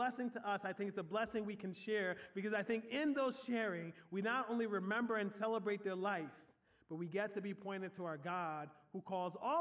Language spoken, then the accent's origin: English; Philadelphia, Pennsylvania, United States; also born or lived in Liberia; In my teenage years, I grew up in Southwest Philly